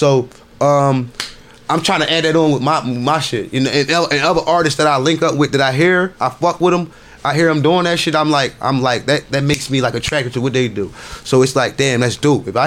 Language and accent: English; Philadelphia, Pennsylvania, United States; Philly. I'm from Philly